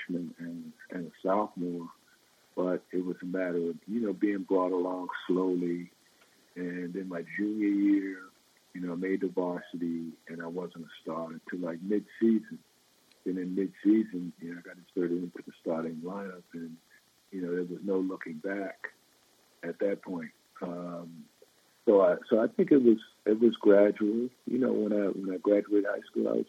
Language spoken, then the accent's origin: English; Long Island, New York, United States; growing up in the Northeast, because I grew up in Long Island